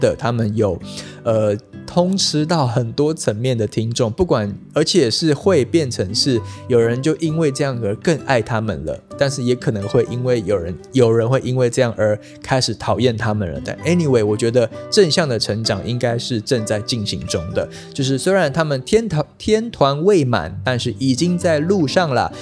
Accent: Taiwan; 跟真正我们台湾郎啊

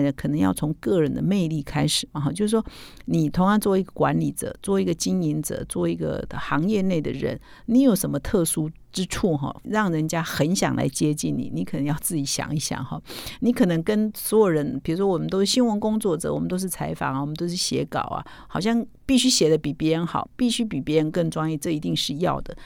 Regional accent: Taiwan; 我们台湾话就土质嘛

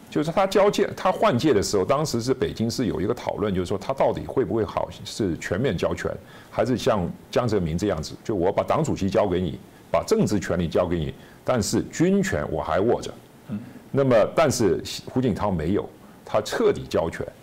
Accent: Hong Kong; moved away; 我在香港长大

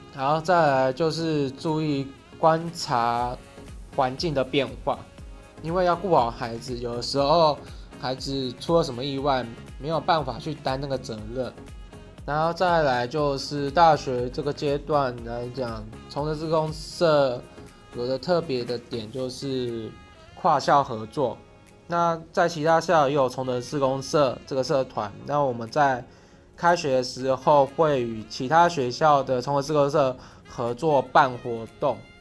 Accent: Keelung, Taiwan; moved away as an adult; 我的家乡在基隆。那基隆的孩子有着谦卑的特质在，在大学之前都在基隆读书，而自己本身又是一个家境清寒孩子出身

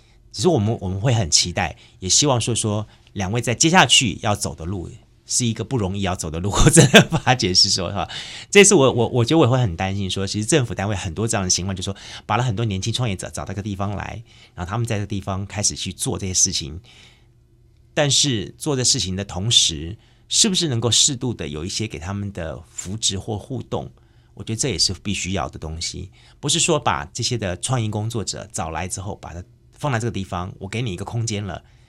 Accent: Taiwan; 我必须要这么讲，因为我自己本身是从眷村出来的。其实眷村里面融合了非常多的客家文化，还有原住民文化。

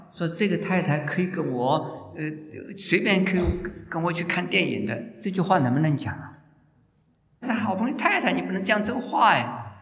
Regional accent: China; moved away; also born or lived in Japan / United States; 我说我们中国人有妒忌心

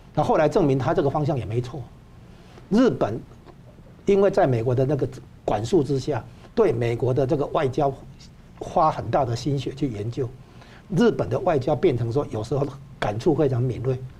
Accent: Taiwan; 现在我们台湾这边要把它稍微，呃，扭转一下

